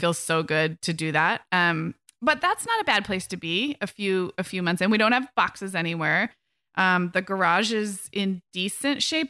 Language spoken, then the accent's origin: English; Santa Barbara, California, United States; moved away as an adult; also born or lived in Orange County / Chicago / England / Arizona; I moved this summer from Orange County up to Santa Barbara, which is my hometown.